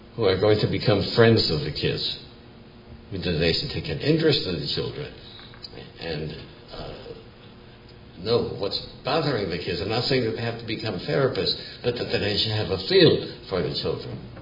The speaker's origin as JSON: {"language": "English", "town": "Milwaukee", "region": "Wisconsin", "country": "United States", "tie": "born or raised there", "said": "I grew up in Milwaukee in the 1930s."}